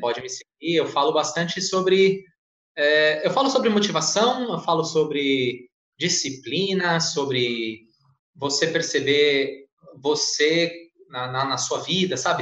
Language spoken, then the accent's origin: Portuguese; Santa Isabel, São Paulo, Brazil; accent: paulista; moved away as an adult; also born or lived in Arujá / Rio Grande do Sul (mother's family); Eu não nasci em Santa Isabel, nasci em São Paulo, morei em Arujá, e eu tinha 9 anos, 10 anos, morei em Santa Isabel e cresci.